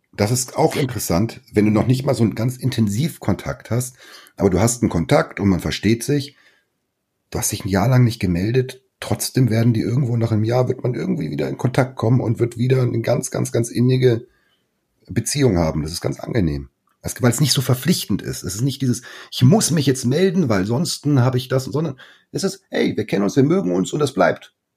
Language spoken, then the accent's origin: German; Hamburg, Germany; moved away as an adult; now in Mallorca, Spain; ich als Hamburger